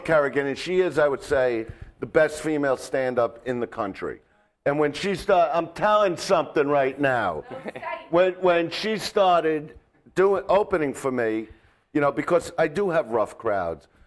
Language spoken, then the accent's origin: English; New York City, New York, United States; now in Los Angeles, United States; I'm from Brooklyn. Mm-hmm. You know, that's where I grew up